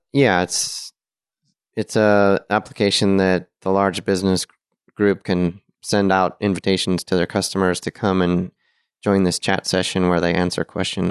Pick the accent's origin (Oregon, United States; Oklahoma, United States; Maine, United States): Oregon, United States; Portland; moved away; I'm from Portland, Oregon